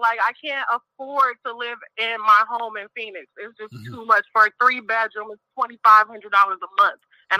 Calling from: Mexico; I'm calling from Mexico at the moment.

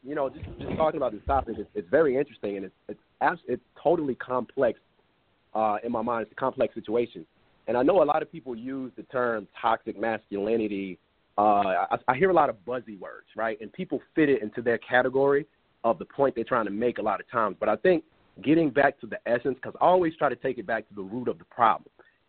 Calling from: Dallas, Texas, United States; I am calling from Dallas, Texas.

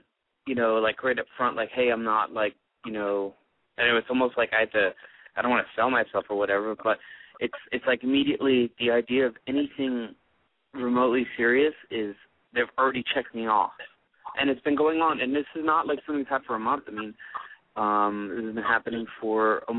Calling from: United States; Calling from L.A. and Vegas area.

